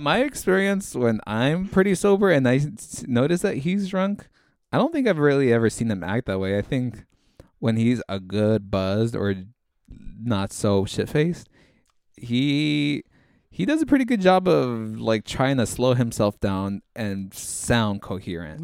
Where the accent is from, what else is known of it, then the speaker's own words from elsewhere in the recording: Orange County, California, United States; we're from Orange County